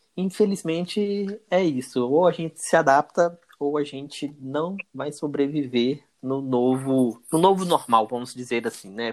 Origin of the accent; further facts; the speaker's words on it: João Monlevade, Minas Gerais, Brazil; eu sou natural da cidade de João Molevade, interior de Minas, natural e residente de João Molevade